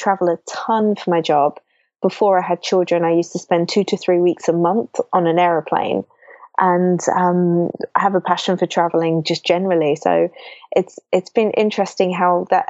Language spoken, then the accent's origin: English; London, United Kingdom; moved away as an adult; I was brought up in London